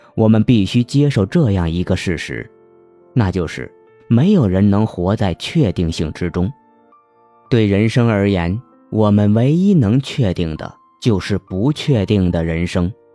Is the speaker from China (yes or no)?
yes; Hunan, China; 我们湖南人不区分前后鼻音